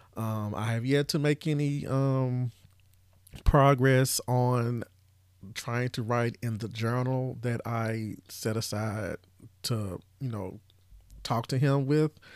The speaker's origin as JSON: {"language": "English", "region": "Tennessee", "country": "United States", "said": "I'm from Tennessee, as y'all know, and I'm still here"}